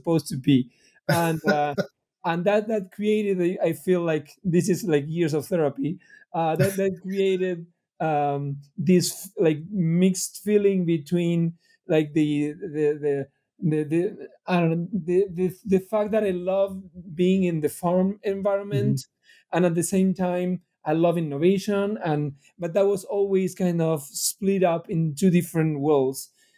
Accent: Argentina; moved away as an adult; now in United States; I'm from Argentina originally.

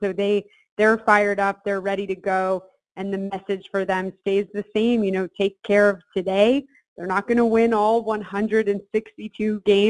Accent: Cabin John, Maryland, United States; also born or lived in Alabama; I'm from Cabin John, Maryland, and I went to Walt Whitman High School over in Bethesda.

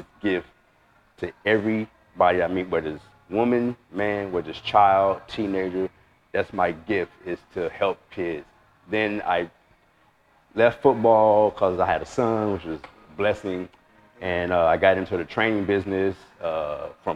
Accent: Chicago, Illinois, United States; moved away as an adult; now in California, United States; from Chicago, from the West Side. I'm from the Bricks

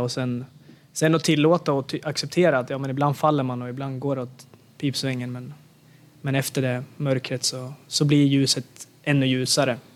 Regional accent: Sweden; moved away; när jag var hemma i Sverige

